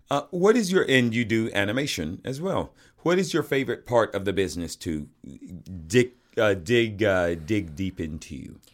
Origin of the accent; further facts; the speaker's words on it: the South, United States; moved away; I grew up in the South